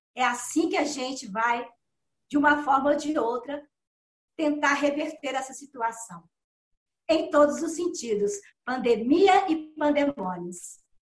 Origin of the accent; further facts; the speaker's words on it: Belo Horizonte, Minas Gerais, Brazil; also born or lived in Dores do Indaiá; eu nasci em Torres do Indaiá, né? Com quatro meses de vida, minha família me levou para Belo Horizonte